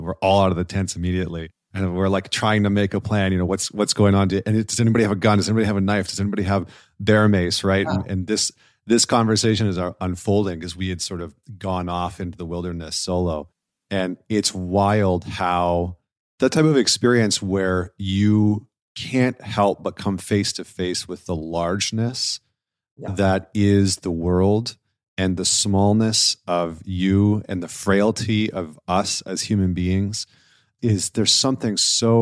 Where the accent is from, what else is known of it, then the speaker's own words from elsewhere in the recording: Northern Canada, Canada; I grew up in Northern Canada.